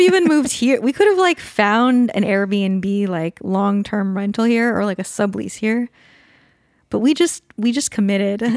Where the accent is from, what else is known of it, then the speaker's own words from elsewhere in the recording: California, United States; moved away as an adult; also born or lived in Colorado; now in Vancouver, Washington, United States; I grew up in California